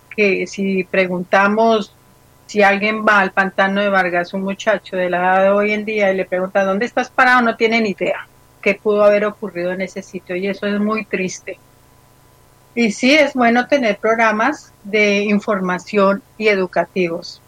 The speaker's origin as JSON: {"language": "Spanish", "country": "Colombia", "said": "mi país"}